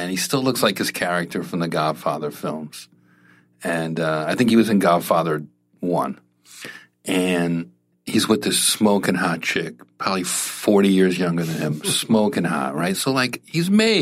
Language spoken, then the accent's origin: English; New Jersey, United States; I'm from Jersey